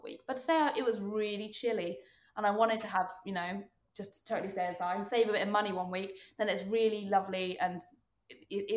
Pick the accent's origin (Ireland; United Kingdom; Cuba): United Kingdom; moved away as an adult; also born or lived in London; now in Toronto, Canada; I love being British and I try to keep my own like mannerisms